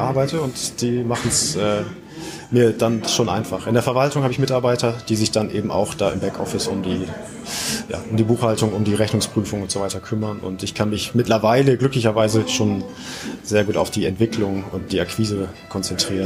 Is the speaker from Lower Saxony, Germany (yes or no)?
yes; Oldenburg, Lower Saxony, Germany; komme aus dem Norden Deutschlands und zwar aus Oldenburg